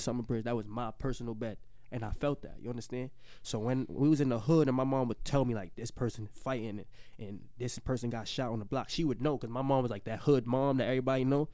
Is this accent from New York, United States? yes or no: yes; New York City, New York, United States; I'm from the Bronx